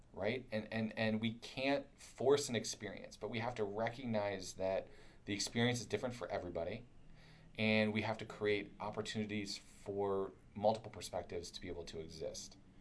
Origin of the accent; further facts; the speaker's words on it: Kentucky, United States; I'm from Kentucky, so I talk I talk funny